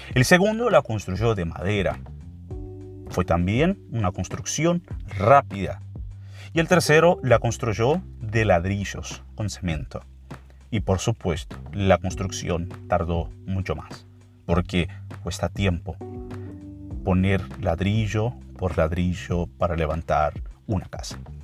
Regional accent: Brazil; Spanish is a second language; Para nosotros brasileños

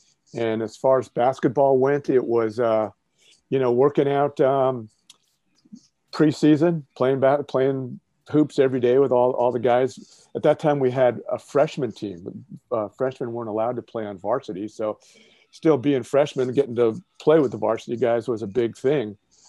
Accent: Marin County, California, United States; I live in Marin County now, just north of San Francisco in San Rafael. And I went to high school in Marin County. I went to Redwood High School.

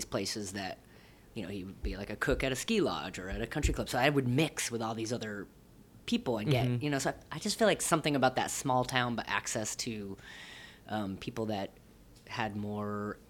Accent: Rutland, Vermont, United States; moved away; also born or lived in Burlington, Vermont / Winooski, Vermont; Kind of around southern Vermont and then outside of Burlington. So I grew up in a town called Rutland.

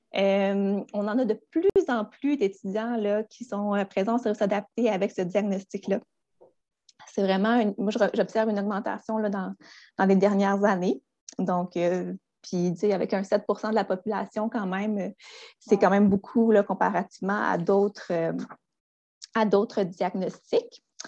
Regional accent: Gaspé, Quebec, Canada; also born or lived in Rimouski; je suis originaire de Gaspé

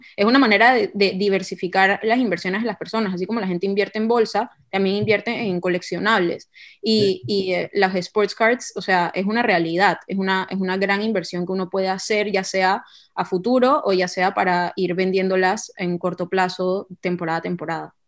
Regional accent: Panama; tengo 28 años, soy de Panamá

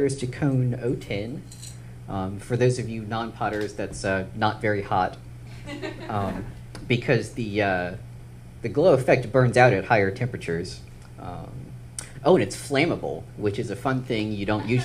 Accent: Maryland, United States; I grew up in Maryland

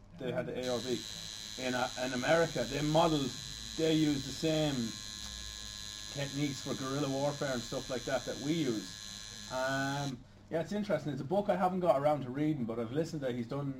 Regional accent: Ireland; I'm African Irish.

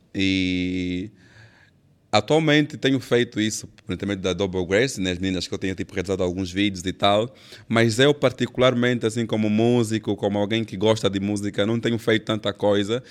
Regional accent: Benguela, Angola; sou de Benguela

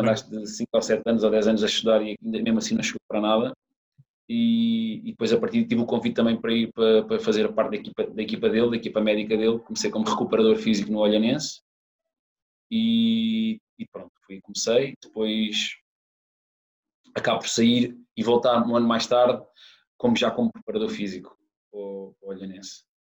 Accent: Algarve, Portugal; moved away as an adult; also born or lived in Lisbon / Saudi Arabia; eu sou do Algarve

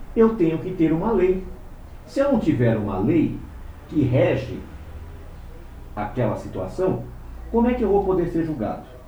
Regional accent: Brazil; nós brasileiros, aqueles que têm ascendência, como no meu caso, né, de judeus, nós estamos há 500 anos

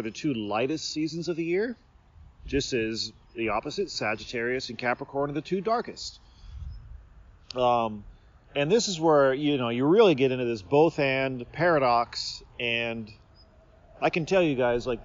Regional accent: Seattle, Washington, United States; moved away as an adult; also born or lived in Los Angeles; now in Japan; I was born in Washington State and in the Seattle area. Then I went to college in Los Angeles and then back to Washington. And then when I was 31, I moved here to Japan

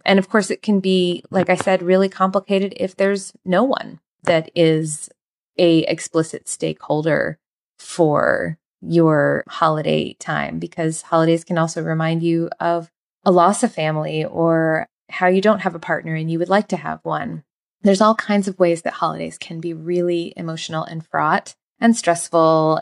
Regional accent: United States; I am from the United States

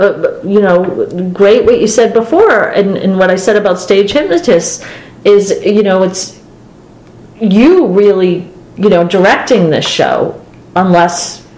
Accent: Boston, Massachusetts, United States; Well, they can't tell from my accent, but probably from yours. Yeah, we're from Boston.

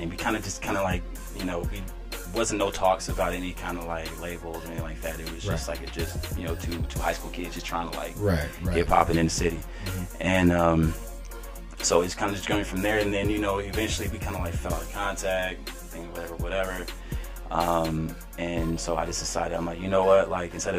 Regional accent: Dallas, Texas, United States; also born or lived in Salt Lake City, Utah; now in Utah, United States; I'm originally from Dallas, Texas

